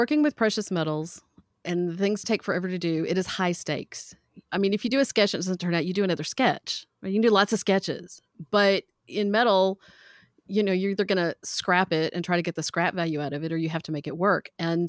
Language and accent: English; the South, United States; So I grew up in the South. I don't have near as much of an accent as my grandparents all did.